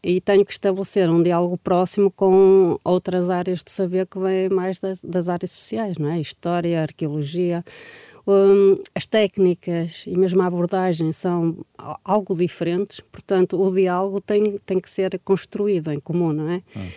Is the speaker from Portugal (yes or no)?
yes; Portugal; nós, como portugueses